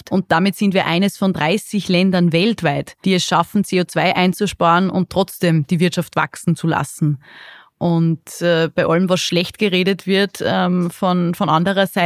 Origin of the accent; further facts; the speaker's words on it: Linz, Upper Austria, Austria; born there; Die Föstalpine in meiner Geburtsstadt in Linz, die hat bis 2027 vor, 30 Prozent ihrer Emissionen einzusparen